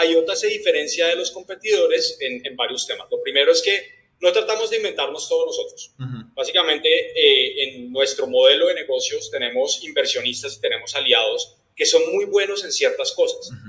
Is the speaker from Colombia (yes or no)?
yes; Colombia; yo soy de, de Colombia